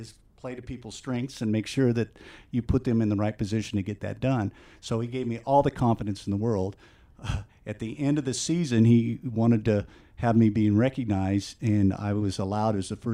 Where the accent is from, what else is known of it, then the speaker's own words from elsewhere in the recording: Denver, Colorado, United States; also born or lived in Arvada, Colorado; now in Grand Junction, United States; Didn't really think much of Grand Junction when I was a college student after growing up in Denver